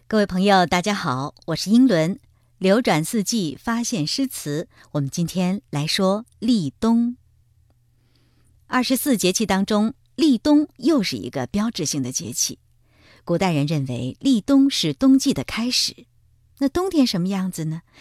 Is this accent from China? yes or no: yes; China; 我们中国人